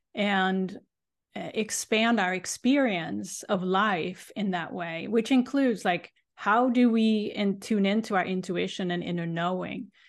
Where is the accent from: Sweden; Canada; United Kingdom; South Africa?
Sweden; now in Boston, United States; I grew up in Sweden